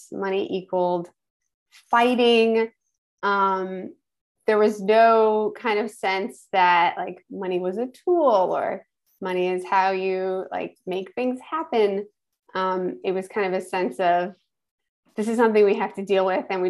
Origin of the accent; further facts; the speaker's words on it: Schenectady, New York, United States; I'm originally from Schenectady, New York. So upstate New York